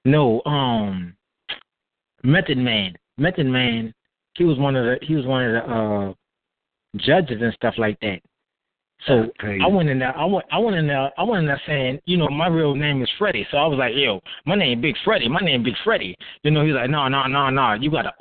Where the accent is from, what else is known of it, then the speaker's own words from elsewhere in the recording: New Orleans, Louisiana, United States; I'm from the Lower Ninth Ward